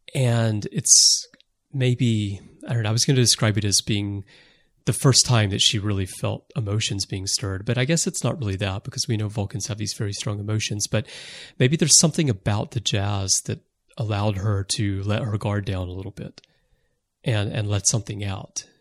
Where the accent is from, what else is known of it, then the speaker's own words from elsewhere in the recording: United States; moved away as an adult; now in Japan; I'm American, but I've lived most of my adult life in Japan